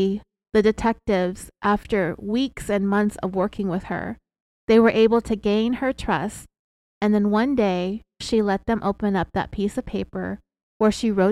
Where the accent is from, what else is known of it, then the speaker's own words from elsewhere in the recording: California, United States; we're from California, and sometimes we have this upward inflection